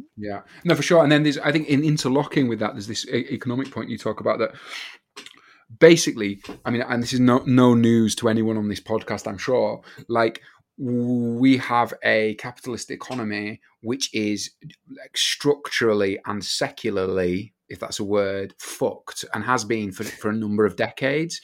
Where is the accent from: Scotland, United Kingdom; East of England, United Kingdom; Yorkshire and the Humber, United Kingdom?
Yorkshire and the Humber, United Kingdom; now in Manchester, United Kingdom; I'm actually from another part of the north. I'm from Yorkshire